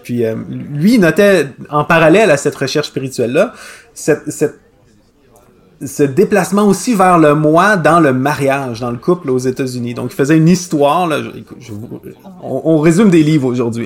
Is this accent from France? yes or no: no; Quebec, Canada; accent: Québécois